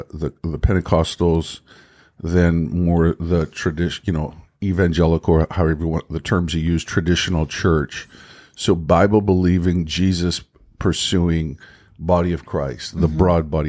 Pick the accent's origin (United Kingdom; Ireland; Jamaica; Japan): Ireland; Yeah, I'm from Ireland.